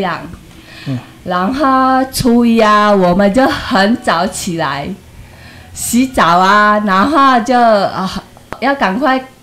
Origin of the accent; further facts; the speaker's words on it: Singkawang, West Kalimantan, Indonesia; moved away as an adult; now in Taiwan; 我家乡是印尼，加里曼丹三口洋，我是嫁过来的